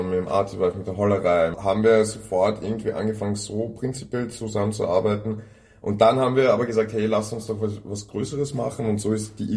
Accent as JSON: {"language": "German", "region": "Vienna", "country": "Austria", "tie": "born or raised there", "also_born_or_lived": "Moscow, Russia", "said": "Ich bin in Moskau geboren. Okay. Und bin mit, ja, aber mit fünf Jahren eigentlich hier nach Wien gekommen mit meinen Eltern. Mhm. Und lebe seitdem in Wien."}